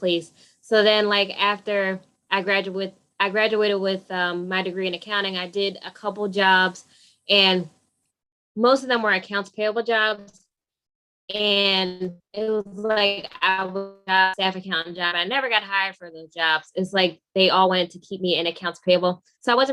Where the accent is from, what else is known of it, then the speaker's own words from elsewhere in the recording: Pennsauken, New Jersey, United States; I grew up in Pennsauken, New Jersey.